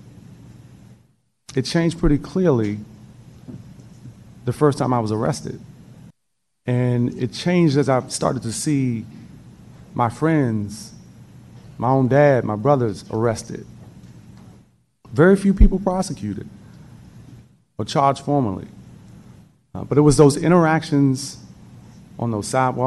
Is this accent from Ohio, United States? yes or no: no; Washington, District of Columbia, United States; When I grew up in the District of Columbia